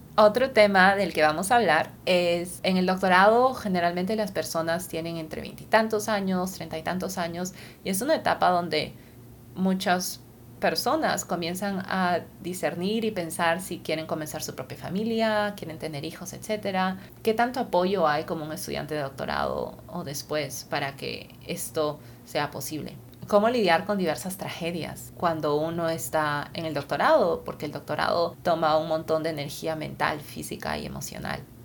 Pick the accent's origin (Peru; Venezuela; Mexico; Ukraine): Peru; Lima; moved away as an adult; also born or lived in California, United States; Yo nací y crecí en Lima, Perú